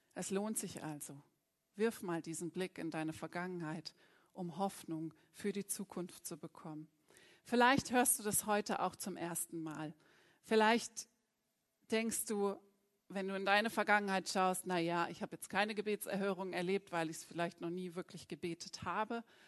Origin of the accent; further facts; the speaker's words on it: Bremen, Germany; moved away; da geht jetzt ein Gruß in meine Heimat. Also, liebe Bremer